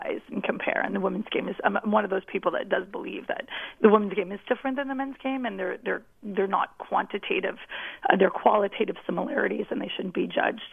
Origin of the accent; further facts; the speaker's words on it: Canada; as a Canadian